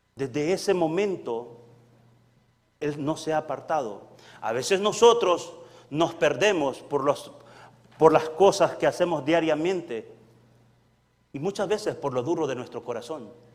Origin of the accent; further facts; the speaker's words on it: El Salvador; moved away; yo vengo del Salvador, soy salvadoreño eh, muy honrosamente, doblemente salvadoreño. Salvadoreño de nacimiento